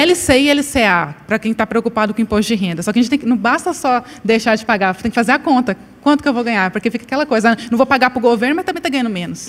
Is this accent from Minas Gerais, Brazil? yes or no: no; Paraíba, Brazil; Eu sou paraibana